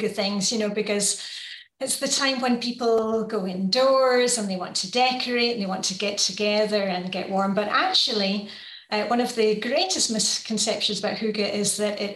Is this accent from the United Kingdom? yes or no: yes; Edinburgh, Scotland, United Kingdom; moved away as an adult; also born or lived in Luxembourg; now in Denmark; I'm from Edinburgh in Scotland